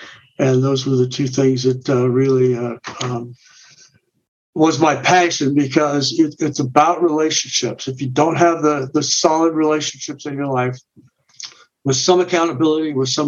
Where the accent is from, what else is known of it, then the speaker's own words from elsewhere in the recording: Canby, Oregon, United States; now in Littleton, Colorado, United States; I got older in just south of Portland, Oregon, a little town called Canby, actually.